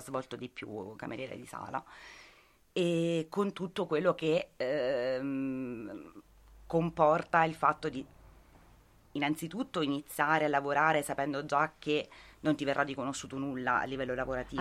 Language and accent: Italian; Lanciano, Abruzzo, Italy; moved away as an adult; now in Perugia, Italy; io venivo da Lanciano, cioè vengo da Lanciano in provincia di Chieti